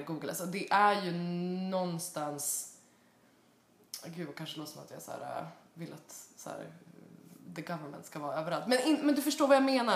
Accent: Sweden; now in United States; hemma i Sverige

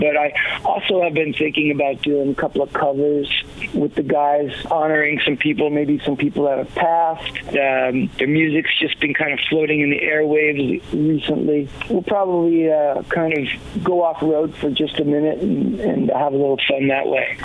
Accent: New York City, New York, United States; now in California, United States; being a little boy growing up in Queens, Flushing, Queens

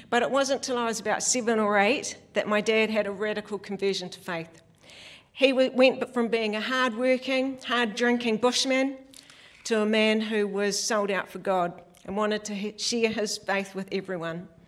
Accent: South Island, New Zealand; So, yeah, I'm from the South Island. Um, my, both my family, my mum and dad are from large families as well.

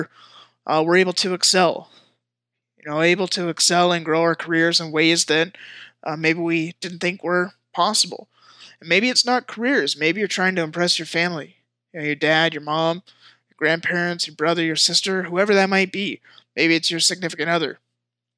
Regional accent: Washington, United States; also born or lived in San Jose, California; moved to Washington State. I've been here for most of my life

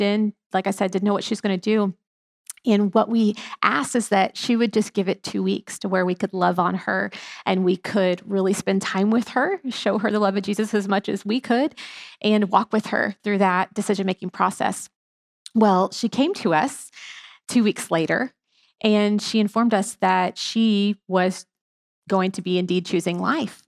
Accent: Houston, Texas, United States; I was born and raised in here in Houston, Texas. Not a lot of natives here anymore

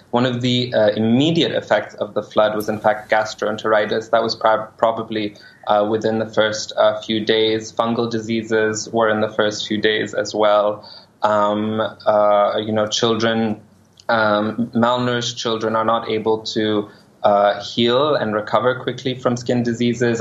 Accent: Pakistan; as a Pakistani living in Pakistan

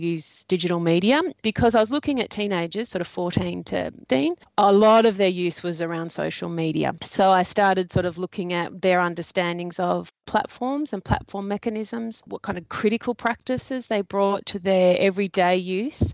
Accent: Australia

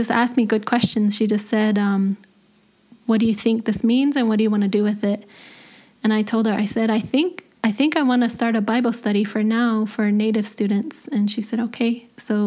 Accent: Zuni, New Mexico, United States; the mountaintop that that I grew up near in Zuni, which is called the Corn Mountain, Toyalani

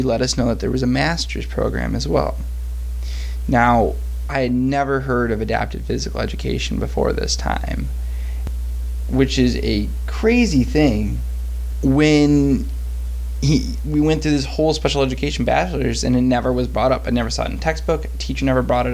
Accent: Detroit, Michigan, United States; I'm from Detroit, Michigan, and I grew up pretty impoverished. I grew up in a trailer park with a single mother until I was 10 years

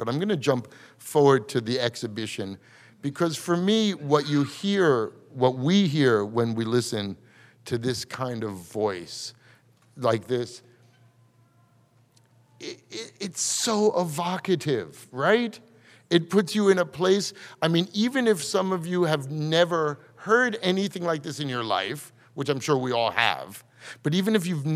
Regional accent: New York, United States; growing up in New York, I never grew up there either

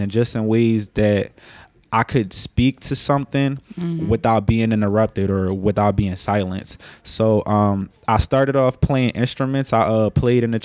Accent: Philadelphia, Pennsylvania, United States; Born and raised in Philadelphia. Specifically, I was born in a section of Alleny

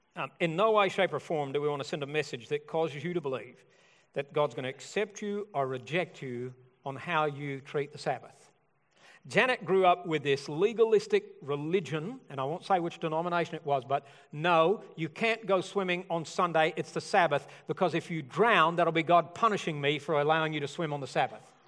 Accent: Alabama, United States; I'm from Alabama.

